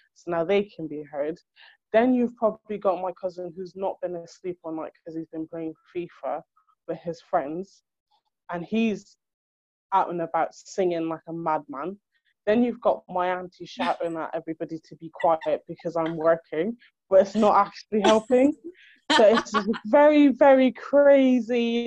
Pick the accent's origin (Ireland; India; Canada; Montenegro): Ireland; now in United Kingdom; I was born and raised in Europe to start off with, so I didn't really live back home, like in Africa, as they say. So my home is Ireland